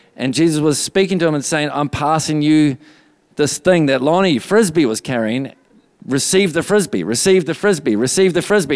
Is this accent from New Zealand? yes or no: yes; New Zealand; also born or lived in Redding, California, United States; just before we moved back to New Zealand from Redding, California. We lived there for two years